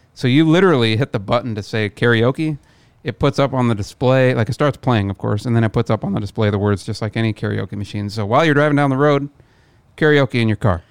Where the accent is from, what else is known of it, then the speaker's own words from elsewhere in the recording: near Omaha, Midwest, United States; moved away; land in Omaha, drive back to my hometown